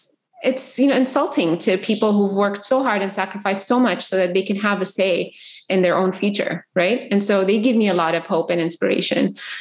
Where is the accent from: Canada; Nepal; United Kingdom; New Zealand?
Canada; moved away as an adult; also born or lived in Yemen; now in United States; I grew up in Canada.